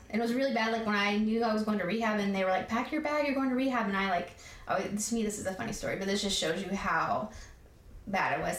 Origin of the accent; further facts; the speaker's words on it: Tennessee, United States; moved away as an adult; also born or lived in Newport News, Virginia / South Carolina; I was born in Virginia, Newport News, Virginia. Okay. And so when I my mom got the divorce, that we moved to Tennessee